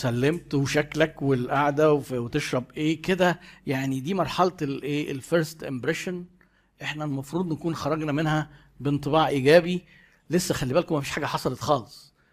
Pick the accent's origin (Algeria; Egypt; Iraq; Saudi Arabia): Egypt; في ثقافتنا كمصريين انت لو انا جبت لك شاي مش هينفع انهي المقابله قبل ما تشرب الشاي